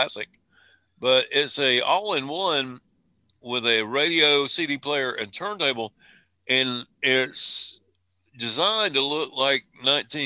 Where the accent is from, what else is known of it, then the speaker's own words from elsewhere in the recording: South Carolina, United States; I said guitar because I'm from South Carolina